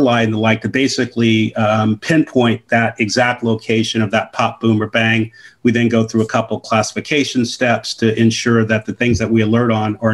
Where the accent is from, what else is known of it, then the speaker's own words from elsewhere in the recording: Oakland, California, United States; Born and raised in Oakland, California.